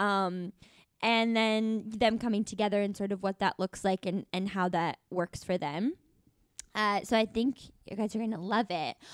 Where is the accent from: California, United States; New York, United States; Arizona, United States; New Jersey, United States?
Arizona, United States; Tucson; I'm from Tucson, Arizona